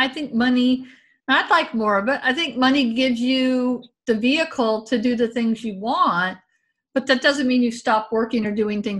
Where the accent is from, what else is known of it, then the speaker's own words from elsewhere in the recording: the South, United States; especially growing up in the South, like that danger of being a gay man in the early 80s.